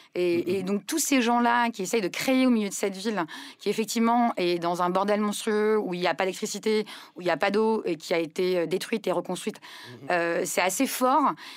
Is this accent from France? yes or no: no; Lebanon; moved away; je suis libanaise